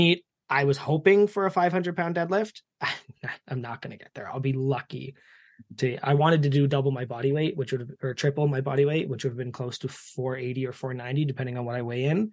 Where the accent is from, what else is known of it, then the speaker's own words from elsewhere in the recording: Canada; accent: East Coaster; As a Canadian